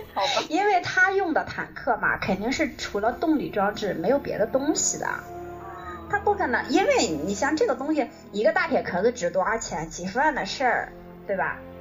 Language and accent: Chinese; China; 我作为一个中国人